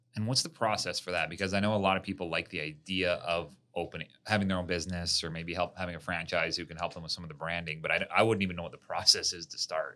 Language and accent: English; Canada; I'm from Canada where minus forty is not that uncommon.